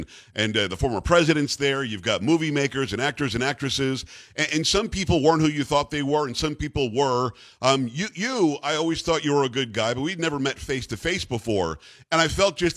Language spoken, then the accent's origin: English; Long Island, New York, United States; moved away; I'm from Long Island